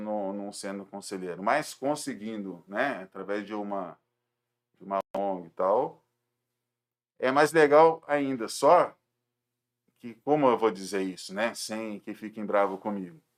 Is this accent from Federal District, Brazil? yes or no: no; Rio de Janeiro, Brazil; moved away as an adult; now in Jundiaí, Brazil; Eu sou do Rio de Janeiro, mas a minha família é toda daqui de Jundiaí